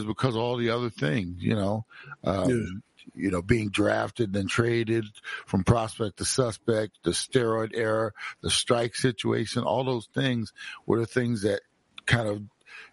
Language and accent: English; Browns Mills, New Jersey, United States; also born or lived in Trenton, New Jersey; the first time we moved to Browns Mills from Trenton, New Jersey, when I was 4.5 years old in the summer